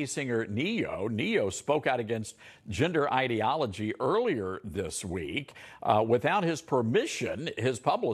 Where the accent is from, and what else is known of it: Memphis, Tennessee, United States; born or raised there